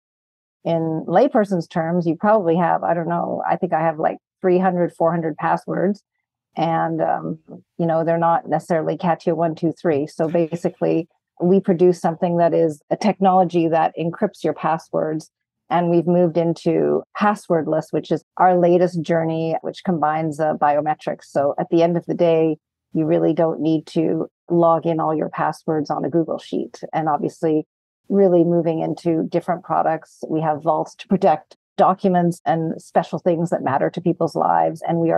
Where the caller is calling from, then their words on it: Montreal, Quebec, Canada; I'm joining from beautiful city of Montreal in Canada.